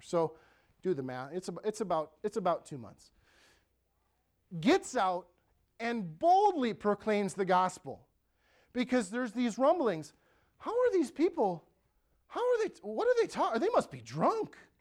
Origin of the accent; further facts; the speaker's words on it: Ellsworth, United States; the town of Ellsworth, my hometown, three thousand people